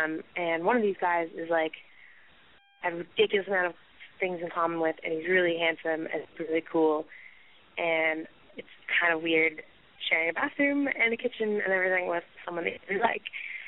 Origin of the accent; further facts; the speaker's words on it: Toronto, Ontario, Canada; moved away as an adult; also born or lived in Halifax, Nova Scotia, Canada; now in England, United Kingdom; I am from Halifax, Nova Scotia, Canada. Well, actually from Toronto. Anyway, whatever. So I'm actually calling you from England in the UK, and I'm here on an exchange semester